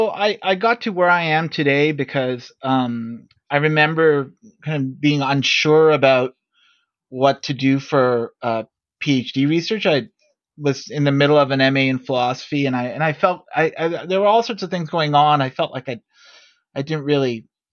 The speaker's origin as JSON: {"language": "English", "town": "Toronto", "region": "Ontario", "country": "Canada", "said": "I'm from Toronto"}